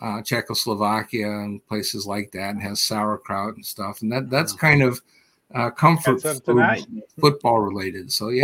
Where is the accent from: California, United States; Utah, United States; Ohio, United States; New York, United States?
Ohio, United States; Cleveland; I'm from Cleveland